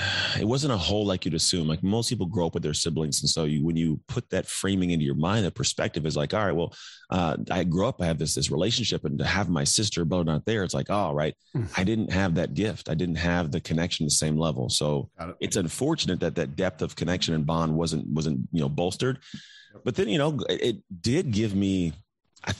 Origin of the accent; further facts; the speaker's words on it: Antioch, California, United States; also born or lived in Martinez, California; now in Walnut Creek, United States; I was born in Martinez, and I grew up in a town called Antioch